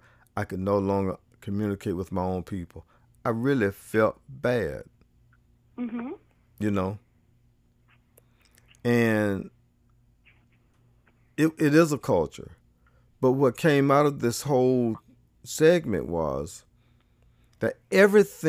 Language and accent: English; the South, United States; I grew up in the South